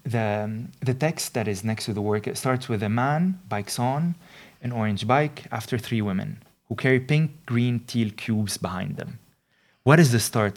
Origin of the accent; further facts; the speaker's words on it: Lebanon; moved away as an adult; now in Netherlands; I come from Lebanon